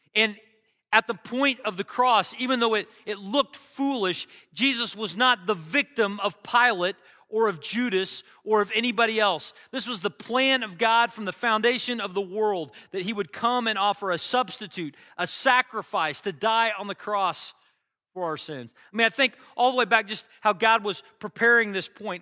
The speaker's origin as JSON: {"language": "English", "country": "United States", "tie": "born or raised there", "said": "I'm an American. I've always lived here"}